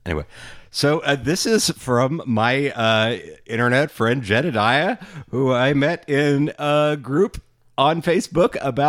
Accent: Abilene, Texas, United States; So I grew up in Abilene, Texas, as stated, right in the center of the state.

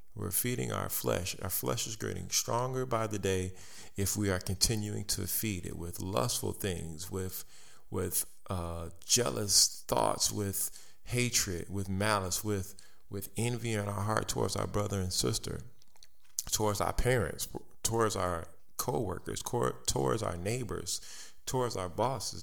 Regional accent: United States; I am an American. I live in this country

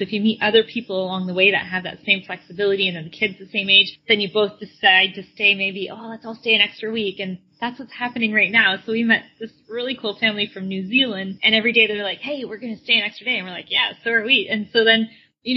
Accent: Canada; moved away as an adult; also born or lived in Florida; we're originally from Canada

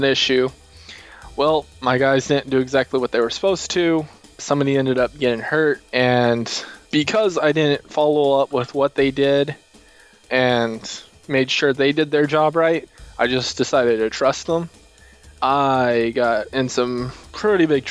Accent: Texas, United States; I want to grow my state and help make my state more... We're already the greatest state ever

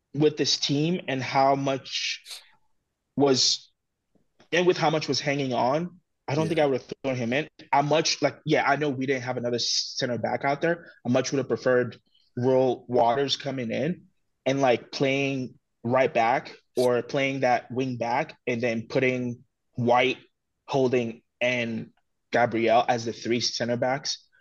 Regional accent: Togo; growing up in Togo

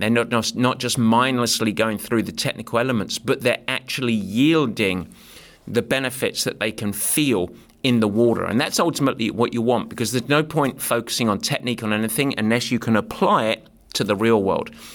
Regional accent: England, United Kingdom; luckily I'm English

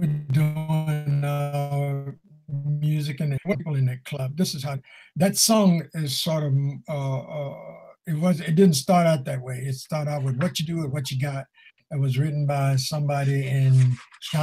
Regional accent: Chicago, Illinois, United States; I come from Chicago

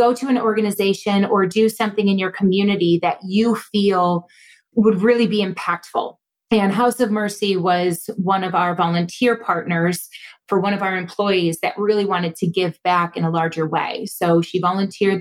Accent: Buffalo, New York, United States; now in Rochester, United States; I grew up in Buffalo

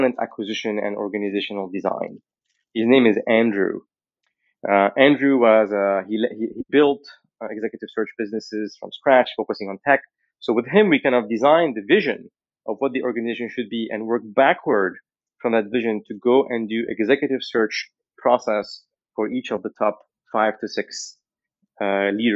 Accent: Lebanon; moved away; I was born in Lebanon in the 1980

